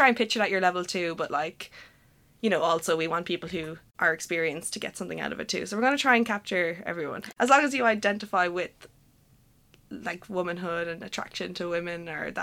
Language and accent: English; Limerick, Munster, Ireland; moved away as an adult; now in Dublin, Ireland; I'm from Limerick